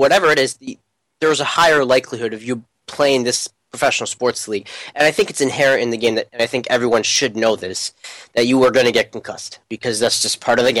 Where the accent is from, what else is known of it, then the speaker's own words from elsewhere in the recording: South India, India; I come from the deep south of India, as you can tell by my amazing accent.